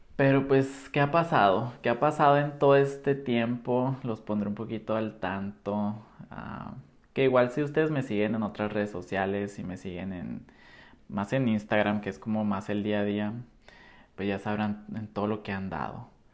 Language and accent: Spanish; Nogales, Sonora, Mexico; moved away as an adult; also born or lived in Guadalajara; soy de Nogales, Sonora